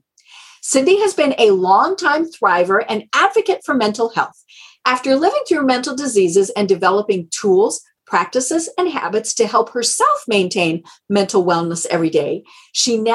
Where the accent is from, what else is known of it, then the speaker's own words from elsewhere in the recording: Colorado, United States; I'm from Colorado